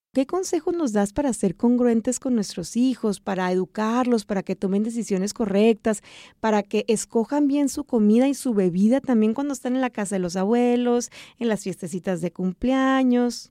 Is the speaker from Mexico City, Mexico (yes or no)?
no; Sonora, Mexico; moved away; mi tierra, hasta Sonora, México